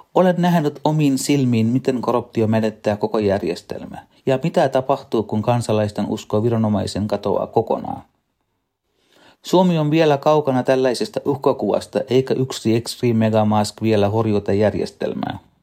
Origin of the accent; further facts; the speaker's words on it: Sri Lanka; now in Finland; Lapsuudessani Sri Lankassa